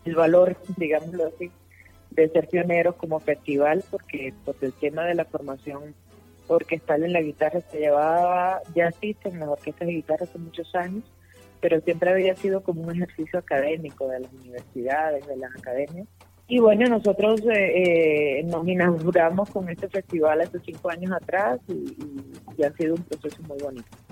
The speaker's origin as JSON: {"language": "Spanish", "country": "Cuba", "tie": "born or raised there", "also_born_or_lived": "Barcelona, Spain / Bogotá, Colombia / Popayán, Colombia", "moved": "as an adult", "lives_now": "Cali, Colombia", "said": "Yo soy nacida en Cuba, terminé pues, mis estudios en España y vine aquí a Bogotá por temas de trabajo"}